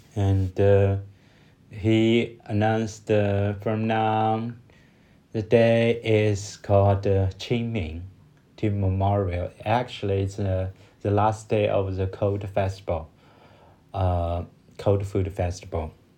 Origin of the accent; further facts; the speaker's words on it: China; English is a second language; from China